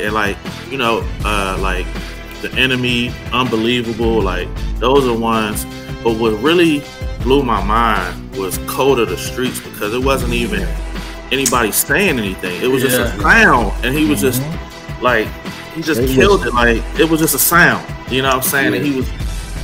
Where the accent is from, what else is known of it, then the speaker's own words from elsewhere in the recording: Philadelphia, Pennsylvania, United States; I'm from Philly